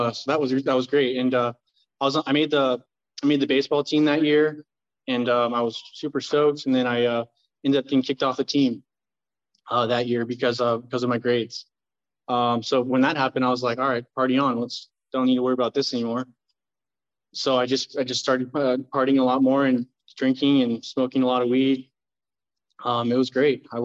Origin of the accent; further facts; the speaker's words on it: Tustin, California, United States; also born or lived in Fullerton, California; I moved over to Tustin when I was 5 years old